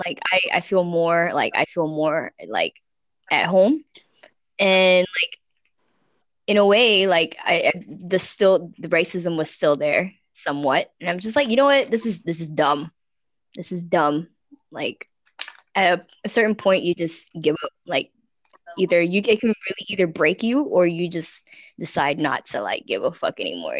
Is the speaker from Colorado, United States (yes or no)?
yes; Colorado, United States; now in Houston, United States; when I first moved to Houston, I was from Colorado. So like, you know, the countryside, Colorado, hippie